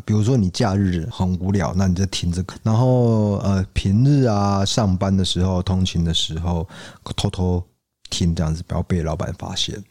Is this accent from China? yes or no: no; Taiwan; 我们台湾人